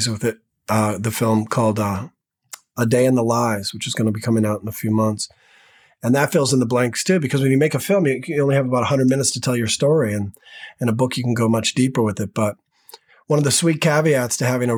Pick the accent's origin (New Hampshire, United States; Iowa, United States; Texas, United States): New Hampshire, United States; Manchester; moved away as an adult; now in Los Angeles, United States; I was born back east in Manchester, New Hampshire